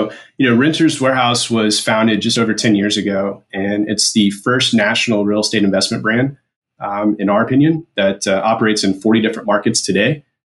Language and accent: English; Midwest, United States; recently here in South Carolina, where I reside with my wife and three little girls. As Bruce mentioned, I am originally from the Midwest, so I did earn my bachelor's from Washburn University in Topeka, Kansas